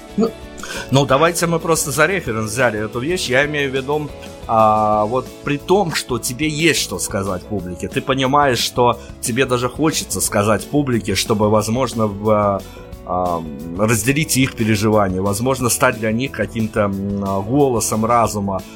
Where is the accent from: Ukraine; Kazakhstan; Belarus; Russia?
Belarus; кроме нас, кроме белорусов